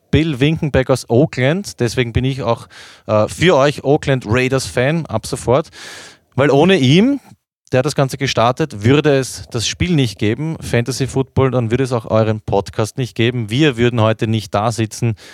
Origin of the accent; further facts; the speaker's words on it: Austria; wie bei uns in Österreich in den letzten Jahren Red Bull Salzburg oder so.